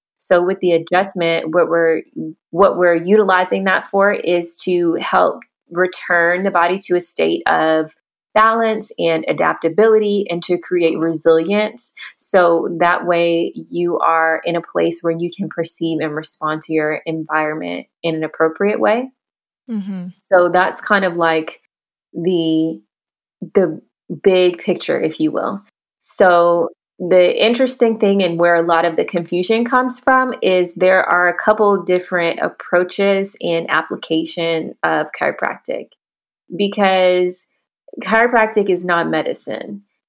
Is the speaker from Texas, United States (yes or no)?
yes; Houston, Texas, United States; I mentioned I'm from Houston.